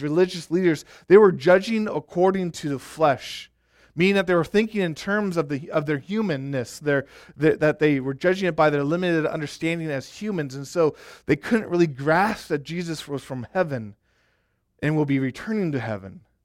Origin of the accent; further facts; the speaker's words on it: Arkansas, United States; also born or lived in Colorado; I went to school in Colorado, And, uh, I'm from Arkansas